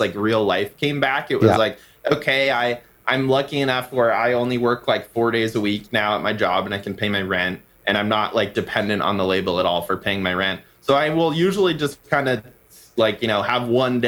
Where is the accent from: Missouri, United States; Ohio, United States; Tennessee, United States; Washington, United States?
Washington, United States; Seattle; now in Portland, United States; I'm from Seattle originally